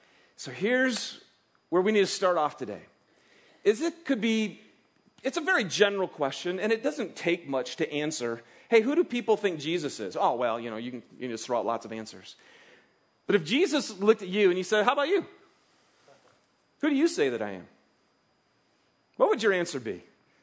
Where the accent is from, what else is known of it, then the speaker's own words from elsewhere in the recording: Michigan, United States; now in Salt Lake City, United States; I'm from Michigan, and you don't plant your garden until after Memorial Day, right? And it's because Michigan, it's a lot colder and stuff. So, we've moved here to Salt Lake